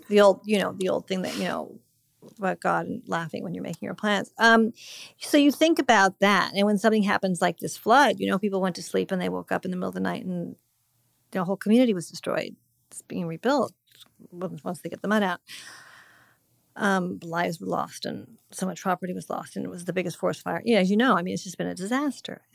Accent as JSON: {"language": "English", "town": "Montecito", "region": "California", "country": "United States", "tie": "born or raised there", "moved": "yes", "said": "my hometown"}